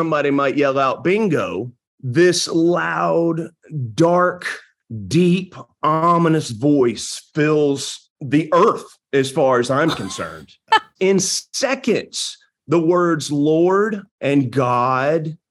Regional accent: northern Louisiana, United States; I was raised in Louisiana, northern Louisiana

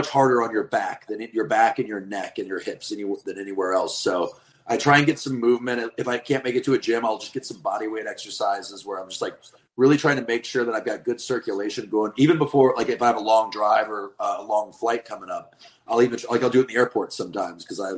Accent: the West, United States; also born or lived in Midwest; now in East Coast, United States; I'm from the West, where it is like truck stop

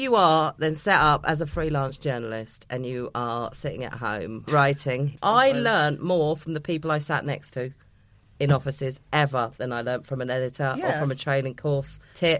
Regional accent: England, United Kingdom; I grew up outside of London in a working class family.

